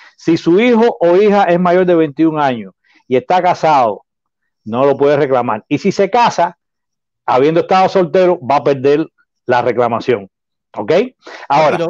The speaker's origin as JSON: {"language": "Spanish", "country": "Cuba", "moved": "yes", "lives_now": "United States", "said": "yo soy cubano, y tengo, no tengo familia ya en Cuba porque todas las he traído para acá"}